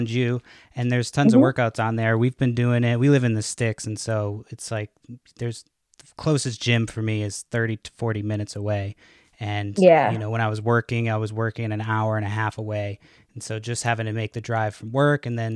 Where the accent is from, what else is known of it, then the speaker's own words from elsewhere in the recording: Massachusetts, United States; I grew up in Massachusetts